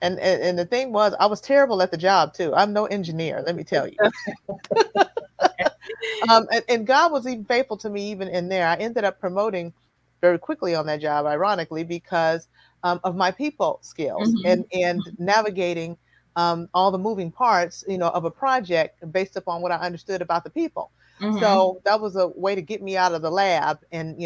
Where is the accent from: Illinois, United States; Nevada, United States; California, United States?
Illinois, United States; Chicago; moved away; I'm from Chicago.